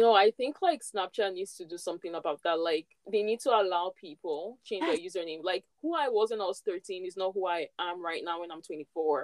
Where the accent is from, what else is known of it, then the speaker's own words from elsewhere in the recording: Nigeria; moved away as an adult; now in Canada; when I was back home in Nigeria, I didn't really like Christmas. Like, we never really did much in my own home, like where I grew up.